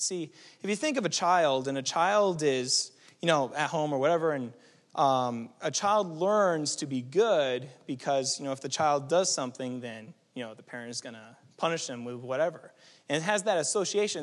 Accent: New England, United States; moved away; also born or lived in California; we're from New England

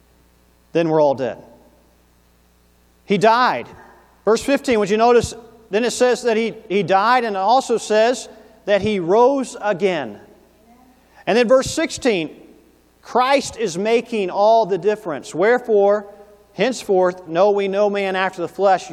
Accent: Tennessee, United States; growing up in Tennessee as a young man

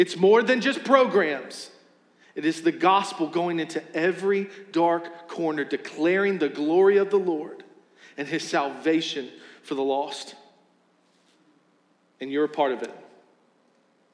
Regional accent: West Virginia, United States; now in Richmond, United States; I'm from West Virginia. I've got roots there

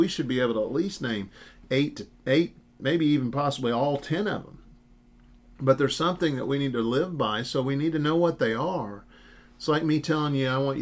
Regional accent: United States; As an American Christian, and especially an independent Baptist

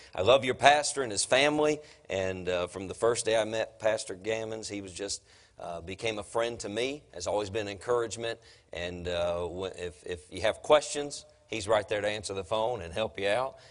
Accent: Durham, North Carolina, United States; I'm from Durham

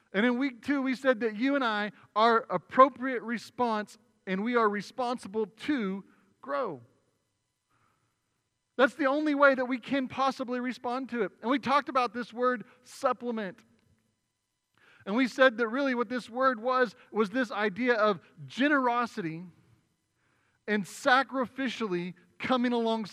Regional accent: Oklahoma, United States; now in Arizona, United States; I'm not native to Arizona, right? I come from Oklahoma.

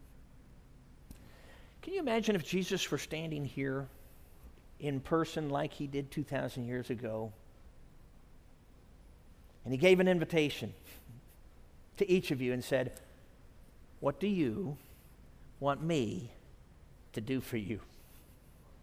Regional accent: Chicago, Illinois, United States; my home church when I grew up in the Chicago area where my dad pastored

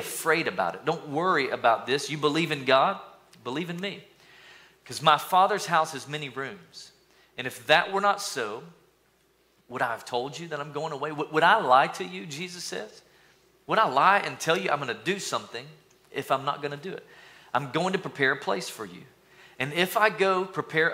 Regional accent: East Tennessee, United States; So y'all know I'm from East Tennessee

